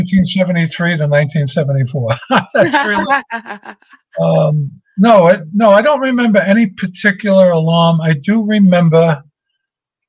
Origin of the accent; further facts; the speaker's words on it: New York City, New York, United States; growing up in Brooklyn, I knew a lot of accents